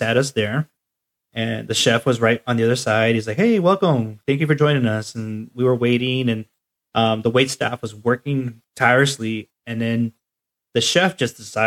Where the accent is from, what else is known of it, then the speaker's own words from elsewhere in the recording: Oceanside, California, United States; I grew up in Oceanside